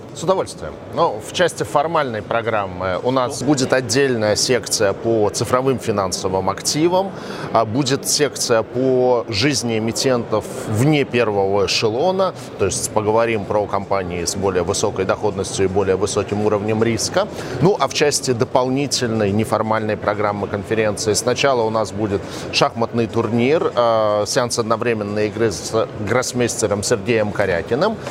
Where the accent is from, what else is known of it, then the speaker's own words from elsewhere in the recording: Saint Petersburg, Russia; в Санкт-Петербурге, в моем родном городе